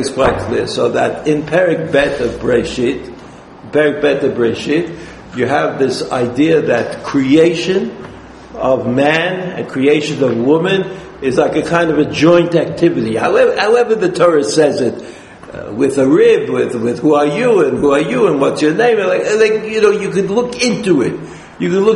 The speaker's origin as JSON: {"language": "English", "town": "New York City", "region": "New York", "country": "United States", "tie": "born or raised there", "said": "I was brought up in Brooklyn a long time ago"}